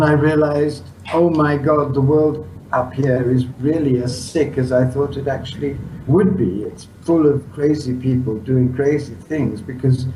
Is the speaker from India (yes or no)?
yes; India; moved away; To be born in India and spend my whole childhood in India